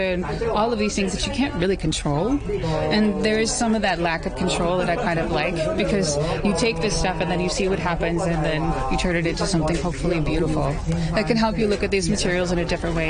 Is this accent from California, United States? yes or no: yes; California, United States; moved away as an adult; also born or lived in Beijing; now in Hong Kong; I was born on the other side of this ocean in California